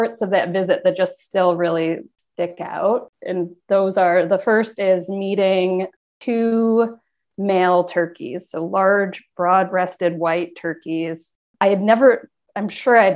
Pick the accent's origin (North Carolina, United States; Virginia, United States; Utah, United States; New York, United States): New York, United States; Rochester; I'm from Rochester